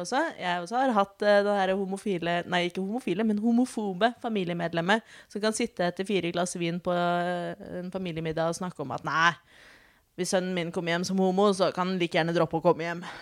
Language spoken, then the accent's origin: Norwegian; Oslo, Norway; født og oppvokst i Oslo